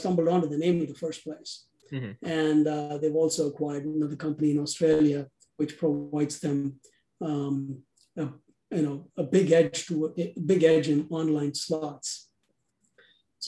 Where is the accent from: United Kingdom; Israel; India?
India; moved away as an adult; now in United States; I'm originally from India. I came here to the US as a graduate student in accounting and decided to stay back